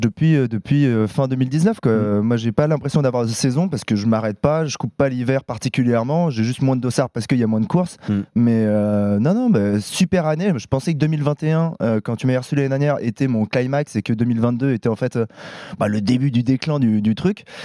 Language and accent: French; Paris, Île-de-France, France; je suis parisien